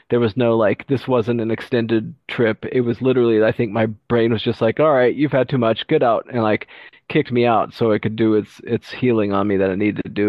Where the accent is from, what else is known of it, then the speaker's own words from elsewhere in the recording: Texas, United States; I grew up in Texas and a few other places, so I was uh, thrown into the real world growing up real quick